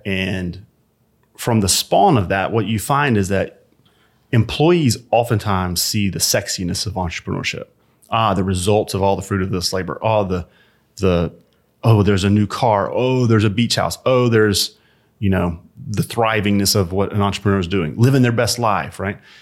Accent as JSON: {"language": "English", "town": "Birmingham", "region": "Alabama", "country": "United States", "tie": "born or raised there", "also_born_or_lived": "Atlanta", "moved": "yes", "said": "I grew up in a small suburb of Birmingham, Alabama"}